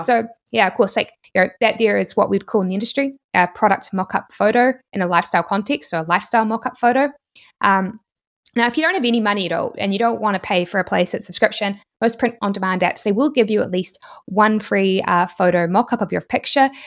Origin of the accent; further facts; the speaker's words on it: New Zealand; accent: New Zealand; my New Zealand accent